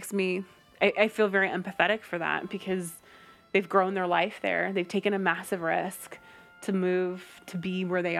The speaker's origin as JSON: {"language": "English", "country": "United States", "moved": "as an adult", "lives_now": "United Kingdom", "said": "my origins of my original country of being American"}